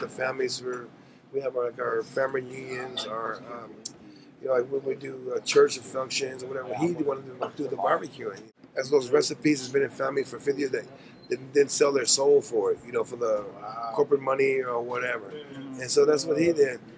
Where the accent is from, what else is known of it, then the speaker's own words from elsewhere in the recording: Mossville, Louisiana, United States; now in Pacific Northwest, United States; I'm from Lake Charles, Louisiana. I'm from a small town called Mossville.